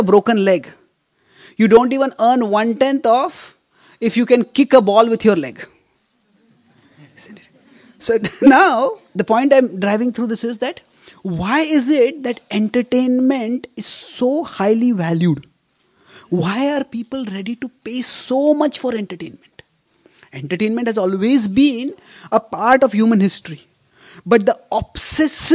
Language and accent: English; India; I come from India. India is a cricket mad country.